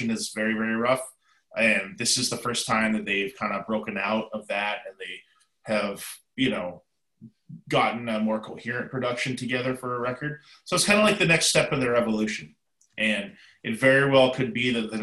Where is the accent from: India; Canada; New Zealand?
Canada; now in United States; I live in America, I am definitely, you know, 100% Canadian